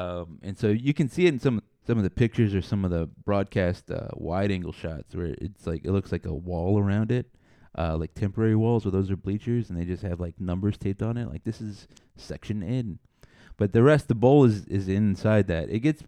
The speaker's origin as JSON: {"language": "English", "region": "Texas", "country": "United States", "said": "me as a Texan"}